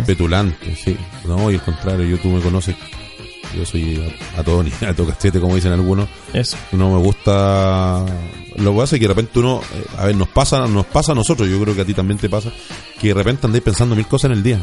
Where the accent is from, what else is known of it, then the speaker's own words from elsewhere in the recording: Biobío, Chile; lugares maravillosos en mi país. Eh, amo la décima novena región, me encanta el sur de Chile